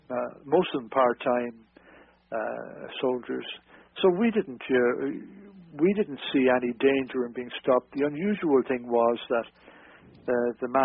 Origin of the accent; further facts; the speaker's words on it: Carrick-on-Suir, Munster, Ireland; moved away as an adult; also born or lived in Dublin; we were based in Dublin, although I'm originally from South Tipperary in uh, Carrick and Shore